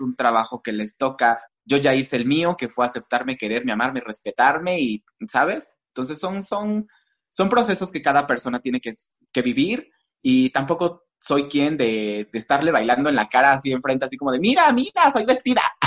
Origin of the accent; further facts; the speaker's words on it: Valles Centrales, Oaxaca, Mexico; soy de Valles Centrales, soy, digamos, de cerca del centro o del centro de Oaxaca.